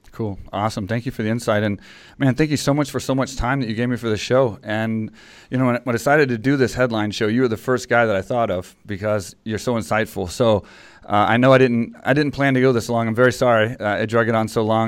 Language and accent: English; Texas, United States; in Texas, 'cause it was my hometown